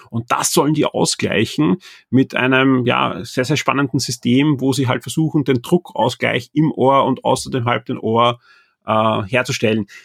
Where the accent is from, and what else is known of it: Austria